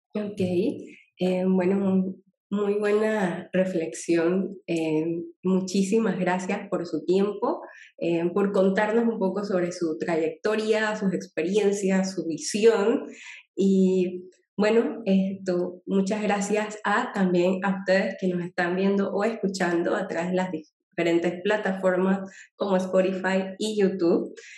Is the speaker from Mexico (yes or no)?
no; Panama; como panameños